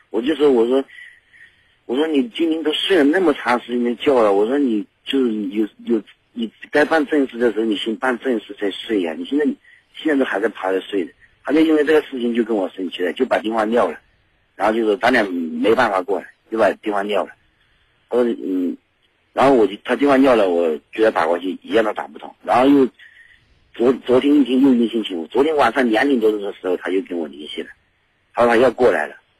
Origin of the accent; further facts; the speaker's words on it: Yunnan, China; 就我来自云南